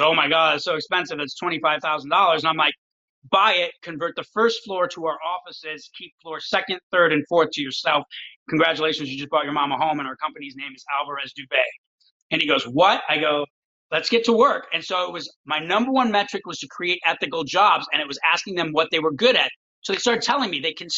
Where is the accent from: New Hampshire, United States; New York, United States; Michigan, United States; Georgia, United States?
Michigan, United States; Detroit; moved away; I'm from Detroit